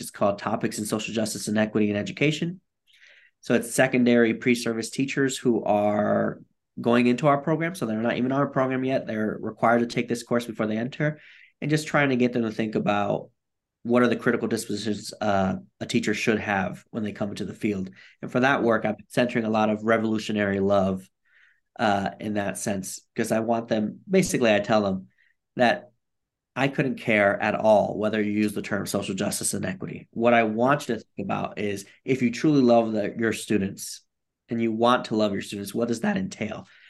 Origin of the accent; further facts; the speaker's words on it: Bridgeport, Connecticut, United States; I grew up in Bridgeport, Connecticut, and I like to tell people it's not the rich part of Connecticut